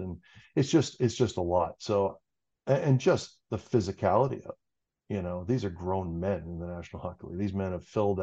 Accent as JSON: {"language": "English", "town": "Cambridge", "region": "Ontario", "country": "Canada", "tie": "born or raised there", "said": "I grew up outside of Cambridge on a farm"}